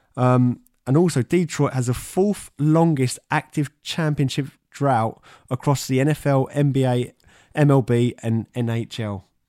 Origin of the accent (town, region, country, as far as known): England, United Kingdom; born or raised there